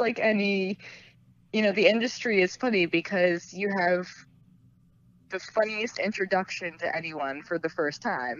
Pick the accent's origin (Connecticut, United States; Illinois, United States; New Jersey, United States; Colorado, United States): New Jersey, United States; Morris County; we're from Morris County